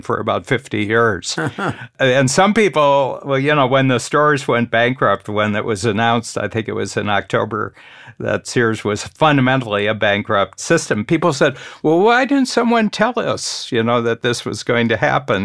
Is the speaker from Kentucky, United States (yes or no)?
no; Northern Ohio, United States; I grew up in Northern Ohio, halfway between Cleveland and Toledo.